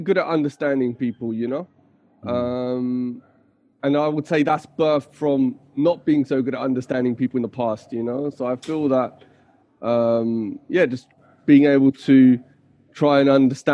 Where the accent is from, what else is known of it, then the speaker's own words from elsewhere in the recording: Leicester, East Midlands, United Kingdom; moved away as an adult; now in Bali, Indonesia; I grew up in the UK, in Leicester particularly, in the Midlands, and now I live in Bali